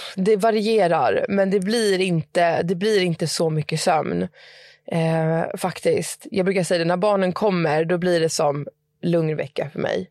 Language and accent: Swedish; Stockholm, Stockholm County, Sweden; moved away as an adult; now in Södertälje, Sweden; Jag är från Stockholm men jag flyttade till Södertälje.